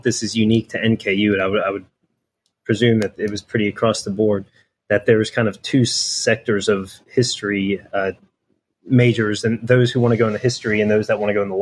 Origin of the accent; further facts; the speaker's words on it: Cincinnati, Ohio, United States; moved away as an adult; also born or lived in Northern Kentucky; now in Louisville, United States; I grew up in Cincinnati